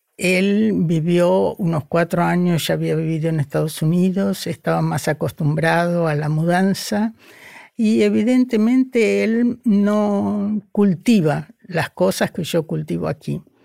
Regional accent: Argentina; first language Spanish; moved away as an adult; also born or lived in Buenos Aires; now in Brazil; cuando yo me fui de la Argentina

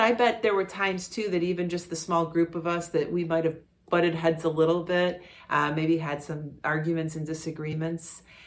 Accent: Parma, Ohio, United States; I grew up in Parma

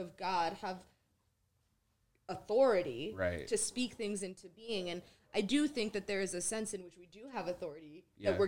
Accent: Vancouver, British Columbia, Canada; moved away; I come from Vancouver, mm-hmm. Canada.

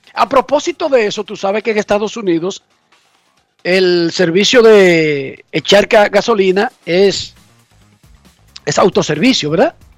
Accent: Dominican Republic; somos dominicanos

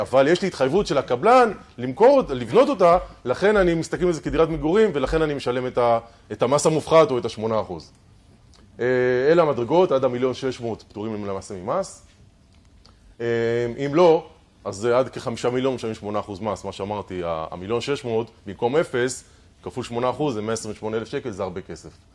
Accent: Israel; אנחנו ישראלים

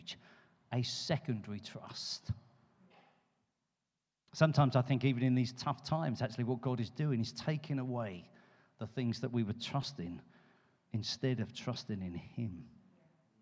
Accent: London, United Kingdom; now in Poole, United Kingdom; I come from London. We got the Thames

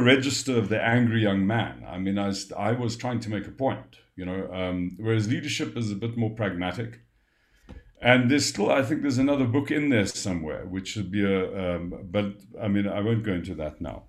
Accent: South Africa; I'm a South African

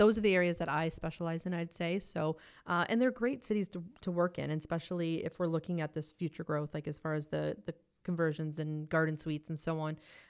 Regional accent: Hamilton, Ontario, Canada; I grew up in the hood. Yeah. I grew up in the North End in Hamilton.

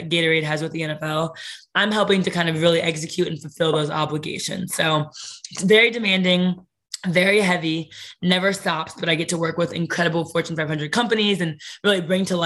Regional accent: Canton, Ohio, United States; also born or lived in Brooklyn, New York; now in New York City, United States; growing up in Canton, we were only an hour from Cleveland

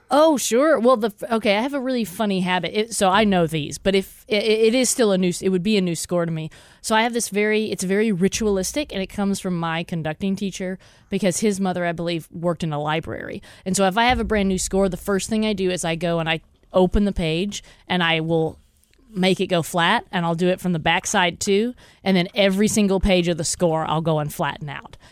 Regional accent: Texas, United States; I grew up in Texas

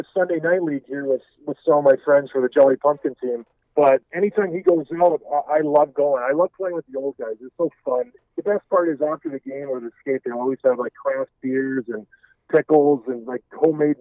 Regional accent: Edmonton, Alberta, Canada; also born or lived in Houghton, Michigan, United States; now in Traverse City, United States; I was born in Edmonton, Alberta, Canada

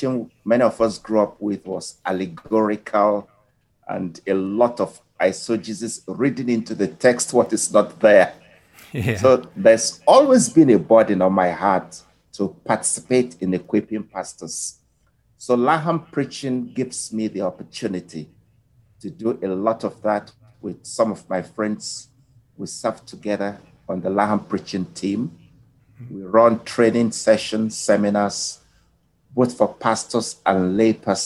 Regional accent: Nigeria; moved away as an adult; also born or lived in Zimbabwe; now in Ghana; I'm originally from Nigeria, spent years doing ministry in Nigeria

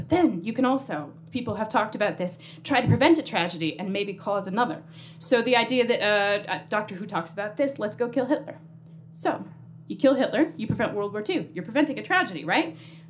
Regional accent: United States; accent: American; because I don't know if you noticed from my accent, I am American

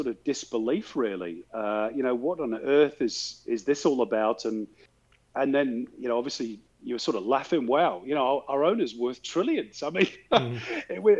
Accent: Manchester, North West England, United Kingdom; growing up in Manchester

